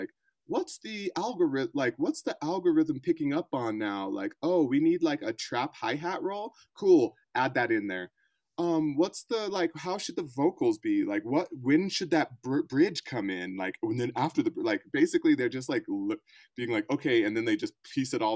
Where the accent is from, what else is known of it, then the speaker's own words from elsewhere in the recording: Colorado, United States; also born or lived in Bay Area, California / New York; I'm from Colorado, though I've kind of cut my teeth in the Bay Area and New York before the whole pandemic situation